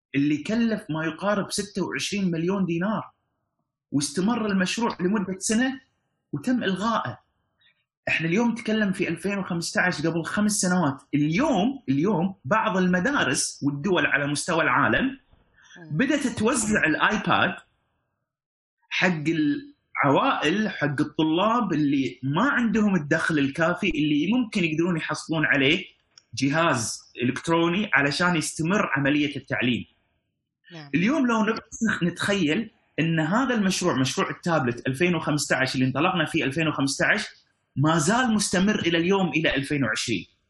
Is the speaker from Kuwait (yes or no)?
yes; Kuwait; عندنا في الكويت